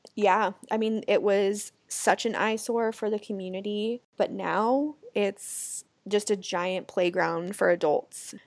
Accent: Lake Oswego, Oregon, United States; also born or lived in Los Angeles, California; now in Phoenix, United States; Chelsea and I grew up in a small town called Lake Oswego together

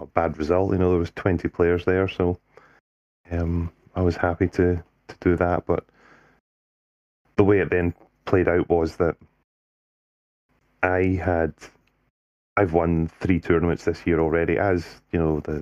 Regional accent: Scotland, United Kingdom; I stood down as the Scottish captain

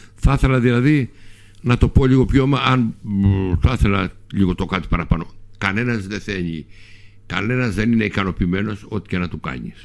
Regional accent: Lemnos, North Aegean, Greece; moved away as an adult; also born or lived in Athens; σαν λιμνιός

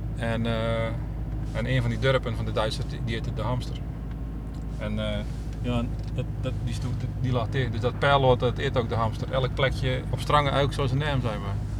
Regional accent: Domburg, Zeeland, Netherlands; now in Middelburg, Netherlands; In Domburg.

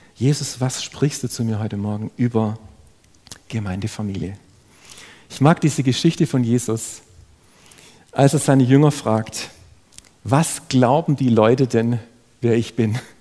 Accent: Ludwigsburg, Baden-Württemberg, Germany; Ich bin selber in eine, in eine schwäbische Familie hineingeboren worden. Ich habe einen jüngeren Bruder. Ich bin in Ludwigsburg aufgewachsen

